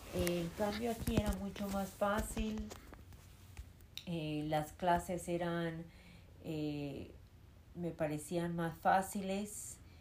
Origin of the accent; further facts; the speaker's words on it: New York, United States; first language Spanish; crecí en Nueva York, en Queens